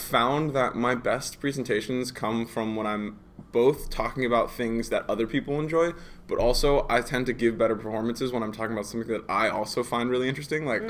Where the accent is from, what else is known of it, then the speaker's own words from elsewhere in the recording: United States; moved away as an adult; now in Iceland; I grew up in America, so I spent most of my childhood living there. I went to high school there, all